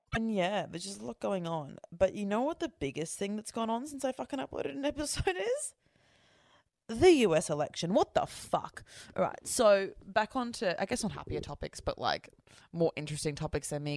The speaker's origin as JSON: {"language": "English", "country": "Australia", "said": "I'm Australian, like, we're first fleet convicts."}